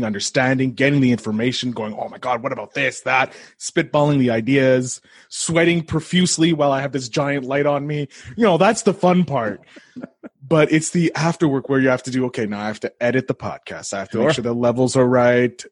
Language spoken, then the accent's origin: English; Canada; I'm Canadian